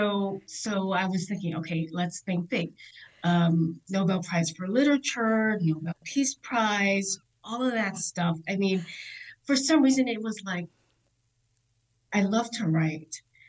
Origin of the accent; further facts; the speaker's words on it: Virginia Beach, Virginia, United States; I grew up in Virginia Beach, Virginia. I am a Navy brat